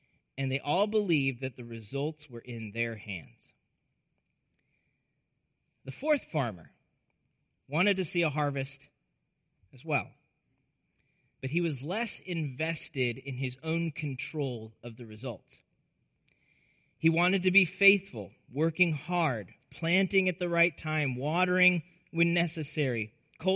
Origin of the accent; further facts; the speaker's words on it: Nebraska, United States; I grew up in Nebraska